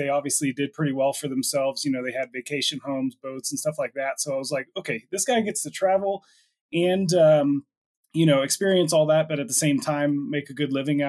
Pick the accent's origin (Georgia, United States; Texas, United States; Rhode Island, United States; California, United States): Texas, United States; Plano; moved away as an adult; now in Denver, United States; I grew up in Plano, Texas